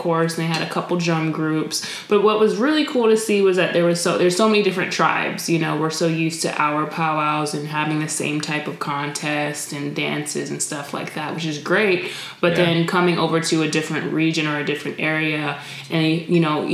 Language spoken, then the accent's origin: English; New York, United States; moved away; I grew up in New York when I was younger